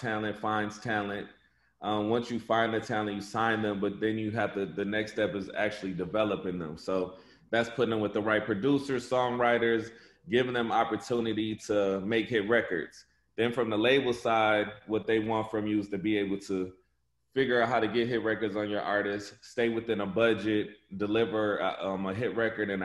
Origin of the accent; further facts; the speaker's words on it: Flint, Michigan, United States; I'm from Flint, Michigan